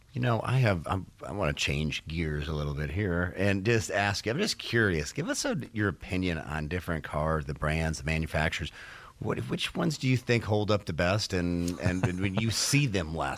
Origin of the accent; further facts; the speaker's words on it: Detroit, Michigan, United States; moved away; I'm from Detroit originally